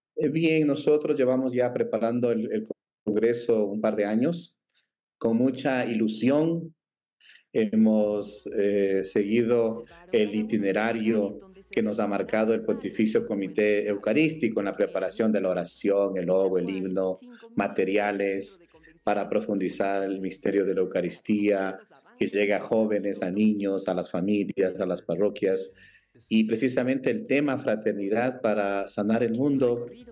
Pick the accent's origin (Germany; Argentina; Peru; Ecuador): Ecuador; hermanos ecuatorianos